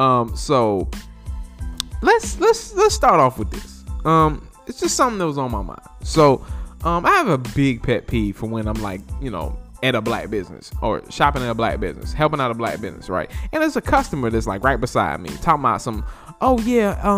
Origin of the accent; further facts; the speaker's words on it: North Carolina, United States; there's three locations throughout North Carolina. One's in my hometown.